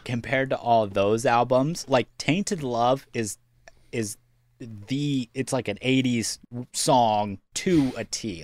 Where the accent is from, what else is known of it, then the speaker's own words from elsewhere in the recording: Iowa, United States; we are from Iowa